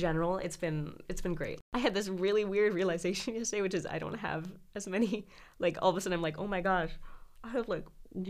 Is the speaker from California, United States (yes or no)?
yes; Los Angeles, California, United States; moved away as an adult; now in New Haven, United States; I'm from Sherman Oaks.